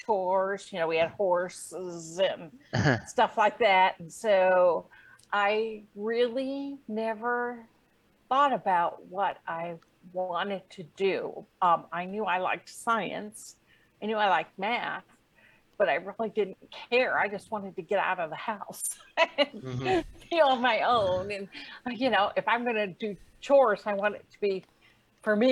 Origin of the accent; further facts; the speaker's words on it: Ohio, United States; I was from Ohio